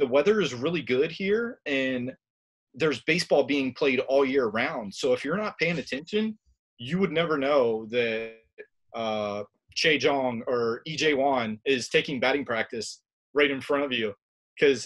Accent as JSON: {"language": "English", "country": "United States", "said": "being American."}